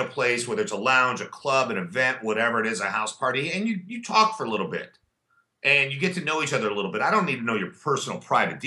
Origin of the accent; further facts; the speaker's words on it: La Jolla, California, United States; also born or lived in Chicago / Wilmette; now in Los Angeles, United States; I grew up in a town called La Jolla right outside of San Diego